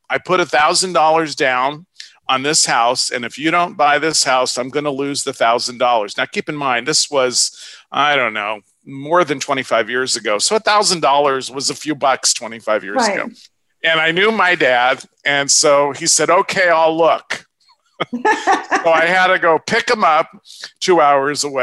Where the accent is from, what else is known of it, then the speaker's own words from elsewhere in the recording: Los Angeles, California, United States; also born or lived in Ohio / Orange County, California; I grew up in North Hollywood, California. We moved from Ohio